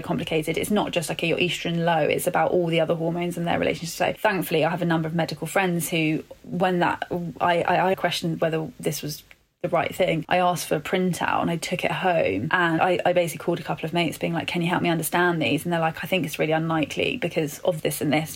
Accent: London, United Kingdom; also born or lived in Birmingham; I'm born and bred Londoner

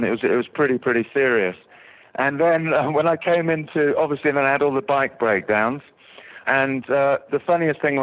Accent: South Africa; now in England; I'm actually from South Africa, but I've been in England for 20 years

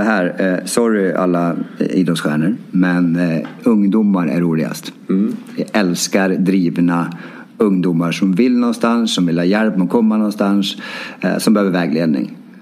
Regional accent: Timrå, Västernorrland County, Sweden; moved away as an adult; now in Stockholm, Sweden; även hemma i Timrå

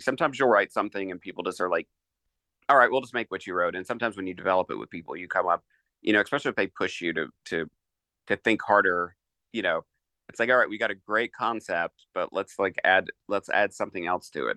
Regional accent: Eastern Kentucky, United States; I grew up in Eastern Kentucky

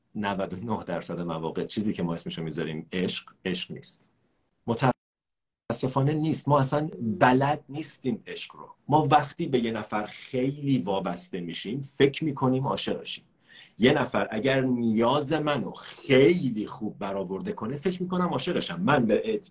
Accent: Iran; ما ایرانیام

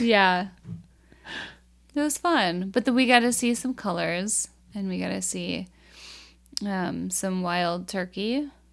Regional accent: Minnesota, United States; we're Minnesotan

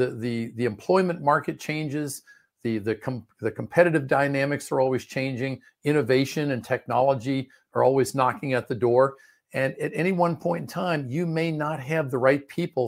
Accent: Maryland, United States; also born or lived in Washington, D.C.; I was originally born in Washington, D.C., and I grew up in the Prince George's County area of Maryland, which is directly south. It's like a Washington suburb.

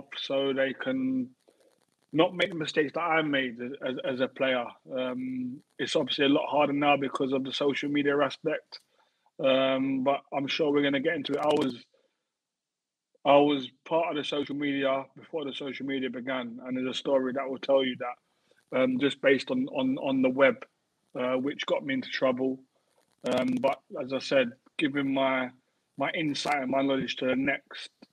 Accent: London, United Kingdom; I grew up in Peckham, Southeast London, which to us in England, it's like the ghetto

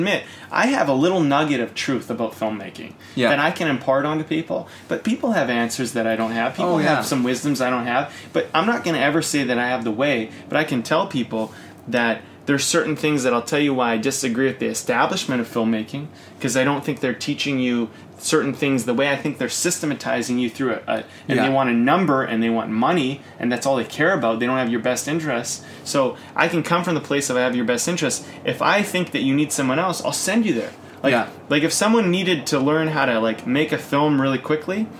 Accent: Coquitlam, British Columbia, Canada; when I grew up in Coquitlam

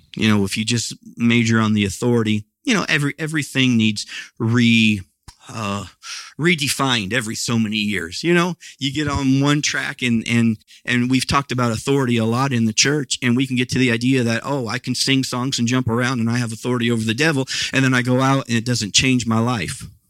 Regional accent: Midwest, United States; moved away; where I grew up was out in the Midwest

